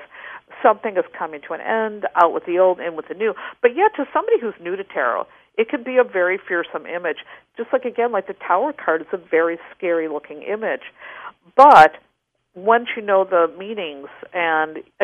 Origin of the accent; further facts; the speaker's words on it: Wisconsin, United States; I grew up in Wisconsin.